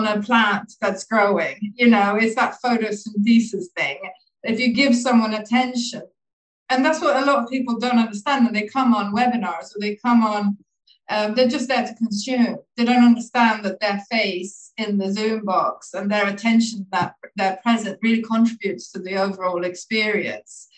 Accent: Sweden; moved away as an adult; also born or lived in Dublin, Ireland / Laos / Thailand; I was born in Dublin and I grew up in Sweden.

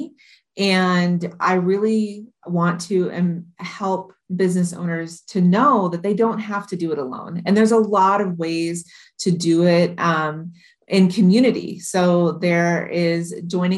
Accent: Modesto, California, United States; also born or lived in Iowa; now in Hawaii, United States; I was born and raised in Modesto, California in the United States

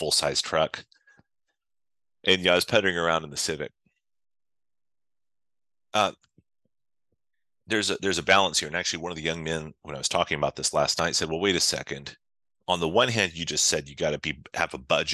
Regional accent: United States; I'm an American

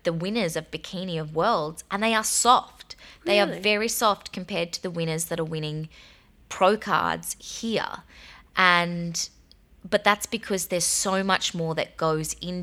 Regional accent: Australia

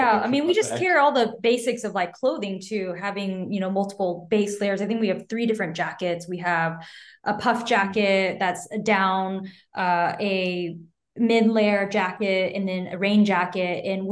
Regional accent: Taiwan; So I'm from Taiwan originally, and my parents live there now.

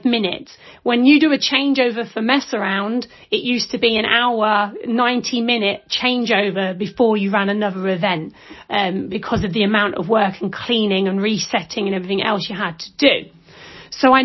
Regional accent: London, United Kingdom; now in Isle of Skye, United Kingdom; I'm originally from London, you can tell that. I'm an Archway girl, Camden

